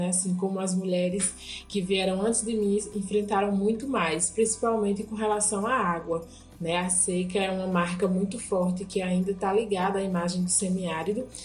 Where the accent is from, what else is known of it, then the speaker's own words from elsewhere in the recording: Juazeiro, Bahia, Brazil; sou mulher, né, salitreira, sou do Vale do Salitre, interior do Juazeiro, município baiano, e tenho 33 anos